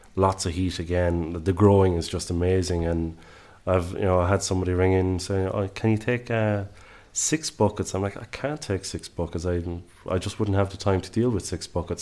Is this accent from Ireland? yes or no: yes; Ireland; accent: Irish; moved away as an adult; now in Southern Highlands, Australia; the accent will tell you straight away I'm Irish